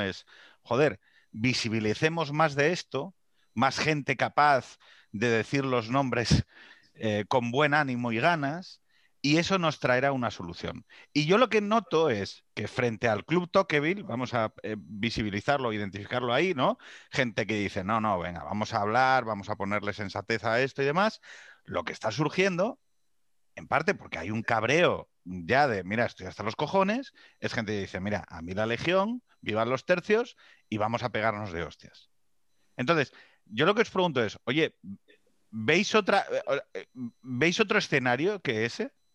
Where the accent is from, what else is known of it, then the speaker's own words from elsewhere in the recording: Asturias, Spain; que soy de Asturias